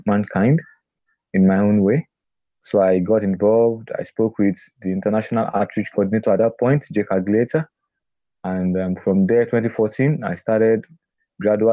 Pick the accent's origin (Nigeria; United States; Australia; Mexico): Nigeria; I'm a Nigerian